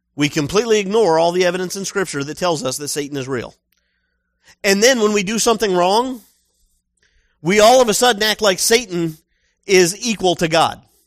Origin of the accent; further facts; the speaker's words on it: United States; I'm American